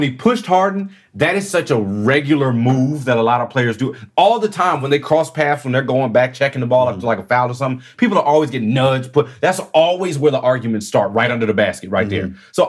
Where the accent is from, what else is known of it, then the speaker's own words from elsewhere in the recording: Houston, Texas, United States; I'm from Houston.